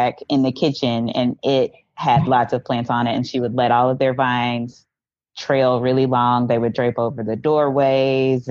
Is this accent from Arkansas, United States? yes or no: yes; West Memphis, Arkansas, United States; moved away as an adult; also born or lived in Conway, Arkansas / Fort Smith, Arkansas; I was born and raised in West Memphis, Arkansas, so not very far from where I live now